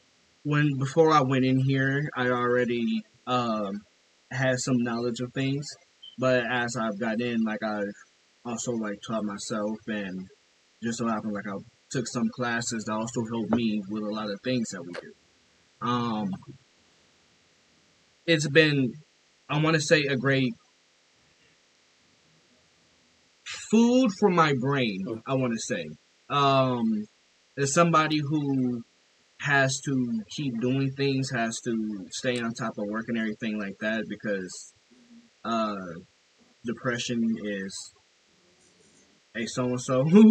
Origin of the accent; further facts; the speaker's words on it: Flint, Michigan, United States; I'm from Flint, Michigan, born and raised